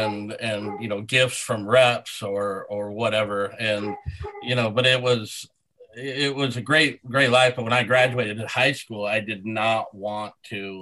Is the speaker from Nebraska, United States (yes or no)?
yes; Sidney, Nebraska, United States; I grew up in Sydney, Nebraska.